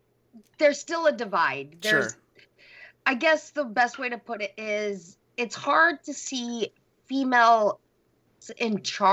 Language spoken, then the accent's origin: English; Orange County, California, United States; I'm from Orange County